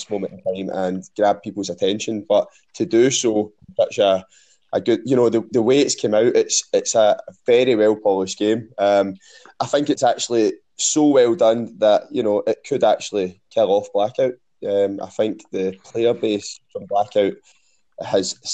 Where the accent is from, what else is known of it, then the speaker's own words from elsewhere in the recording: Scotland, United Kingdom; I am a streamer from Scotland.